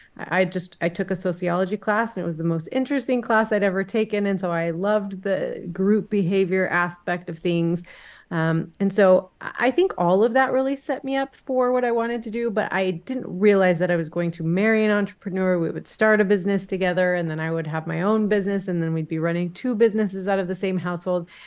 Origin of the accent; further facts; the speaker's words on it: Dallas, Texas, United States; now in Boise, United States; I am originally from Dallas, Texas, but I have lived for the last 22 years with my family in Boise, Idaho